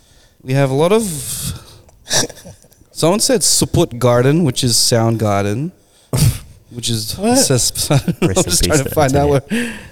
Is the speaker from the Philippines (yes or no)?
yes; Philippines; You know, we're Filipino. We're not going to be on time.